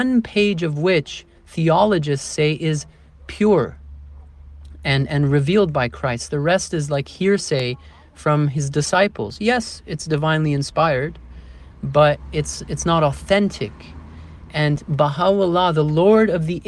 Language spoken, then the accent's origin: English; Toronto, Ontario, Canada; moved away as an adult; now in Portugal; I grew up in Canada, right? Toronto, the city